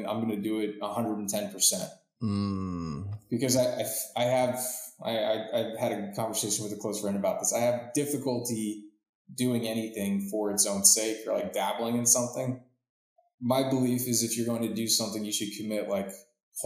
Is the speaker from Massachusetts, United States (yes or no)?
no; Florida, United States; I was born in Florida